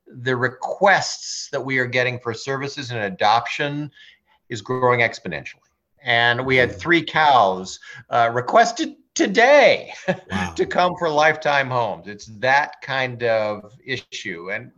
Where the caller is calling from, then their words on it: Sherborn, Massachusetts, United States; So I'm in Sherbourne, Massachusetts at Unity Farm Sanctuary today.